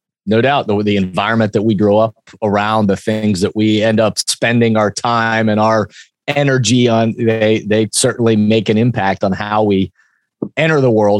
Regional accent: Columbus, Ohio, United States; I live in Columbus, Ohio, and was born in Columbus, Ohio. I didn't go to Ohio State, but I was born in the shadow of the horseshoe

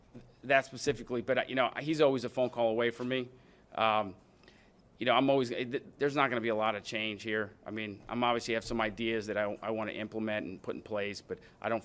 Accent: New Orleans, Louisiana, United States; moved away as an adult; now in Pittsburgh, United States; I was born and raised in New Orleans

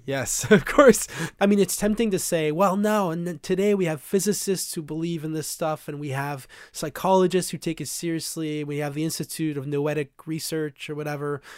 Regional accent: Vanier, Ontario, Canada; I was raised in Vanier

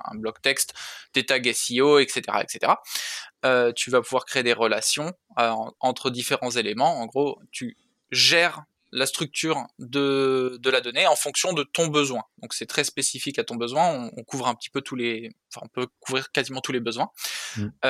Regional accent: Saint-Raphaël, Provence-Alpes-Côte d'Azur, France; moved away as an adult; also born or lived in Paris; je viens de je viens de Saint-Raphaël

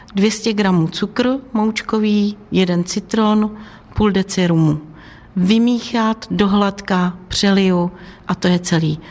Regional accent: Vysočina Region, Czechia; u nás na Vysočině

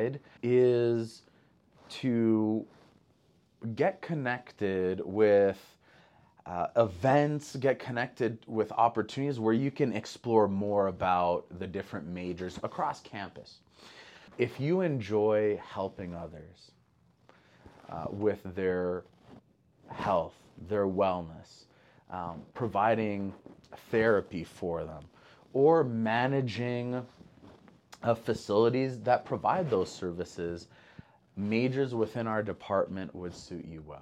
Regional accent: Montreal, Quebec, Canada; moved away as an adult; now in Idaho, United States; I grew up in Montreal, Canada

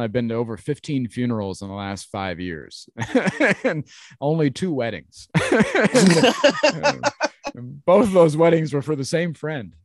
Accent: Ohio, United States; I grew up in Ohio and I came up through the ranks in Ohio

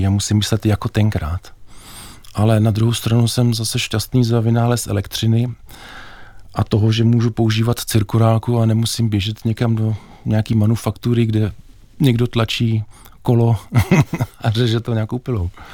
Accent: Bohemia, Czechia; u nás v Čechách

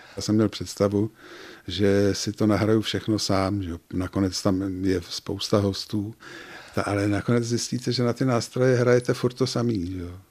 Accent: Prague, Czechia; moved away as an adult; now in České Budějovice, Czechia; Já jsem vyrůstal v Praze v Kobylisích

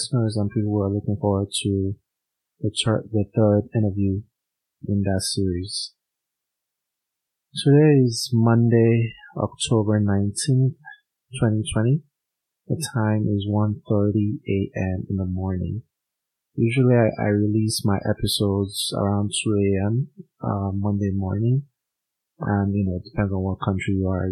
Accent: Nigeria; moved away as an adult; I was born in Nigeria. I lived there for the first 26 years of my life

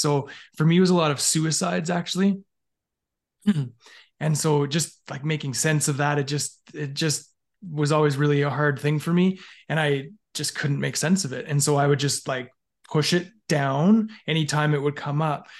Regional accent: Alberta, Canada; I grew up in Canada, in, um, basically in Alberta my entire life.

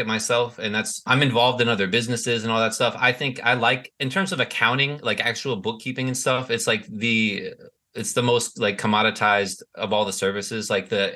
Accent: New Jersey, United States; I'm from the US. I'm from New Jersey is where I was born. My family's from the Midwest

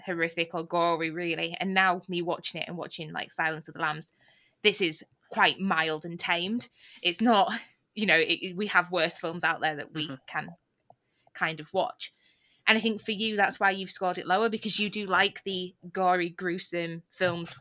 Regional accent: United Kingdom; we are British

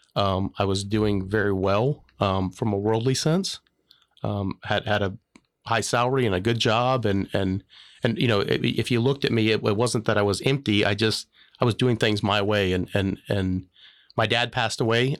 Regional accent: Florida, United States; moved away as an adult; also born or lived in Macomb, Illinois; I grew up in Florida

